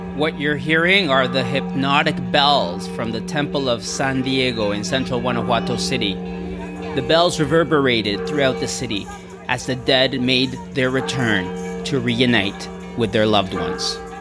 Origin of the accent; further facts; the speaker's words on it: Canada; also born or lived in Mexico; Growing up in Canada